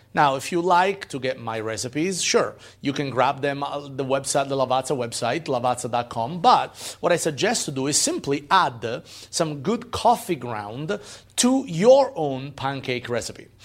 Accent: Italy; moved away; growing up in Italy

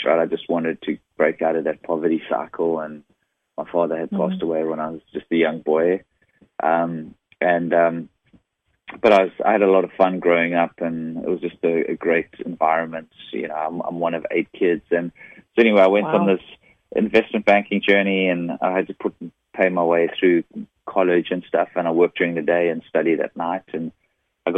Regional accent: South Africa; moved away as an adult; now in San Diego, United States; this funny, weird accent is from. I'm originally from South Africa. And, I live in San Diego now. I've been living in the U.S. since 2001.

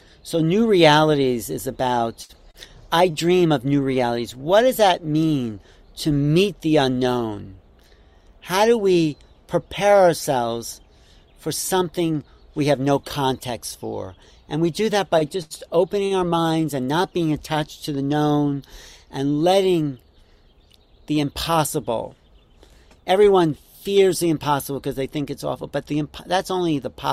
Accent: Wantagh, New York, United States; I grew up in Wanto

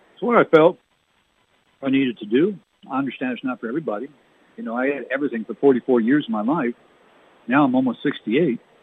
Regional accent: New Brunswick, Canada; We used to play in Canada growing up in New Brunswick

